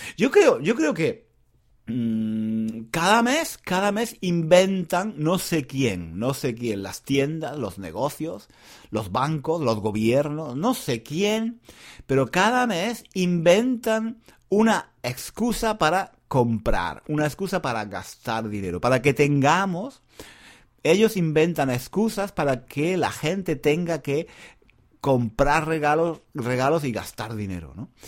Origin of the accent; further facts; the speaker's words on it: Granada, Andalusia, Spain; Yo soy de Granada, en una ciudad en el sur de España